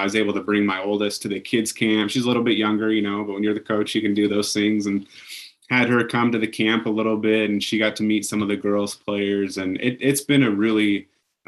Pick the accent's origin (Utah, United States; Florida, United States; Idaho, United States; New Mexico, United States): Idaho, United States; Pocatello; I grew up in Pocatello. I played at Highland High School